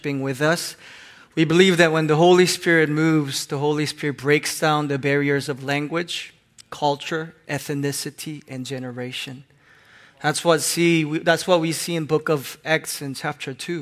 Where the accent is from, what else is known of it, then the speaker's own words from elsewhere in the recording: Hong Kong; moved away; I grew up in Hong Kong